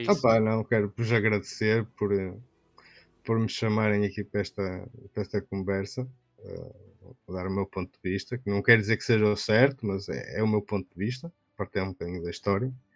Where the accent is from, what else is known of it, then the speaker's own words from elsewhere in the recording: Norte, Portugal; accent: northern; eu tenho um, sotaque, um sotaque mais aqui do norte